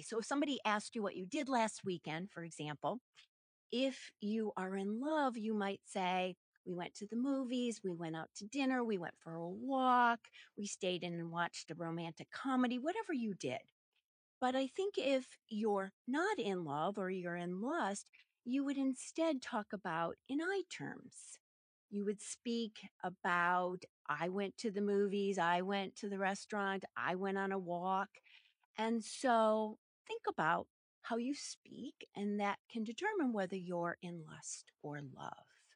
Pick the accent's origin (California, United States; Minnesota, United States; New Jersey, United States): Minnesota, United States; Minneapolis; I'm a Midwestern gal, born and raised in Minneapolis, Minnesota